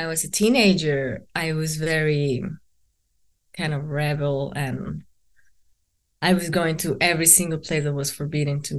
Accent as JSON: {"language": "English", "town": "Bogota", "region": "Bogotá Capital District", "country": "Colombia", "tie": "born or raised there", "moved": "yes", "said": "I am from Bogota"}